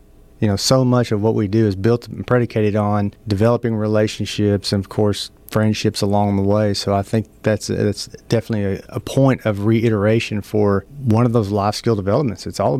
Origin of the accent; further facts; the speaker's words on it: Idabel, Oklahoma, United States; we grew up not too far from each other. I know you're from Colgate. I'm from Idabel, Oklahoma.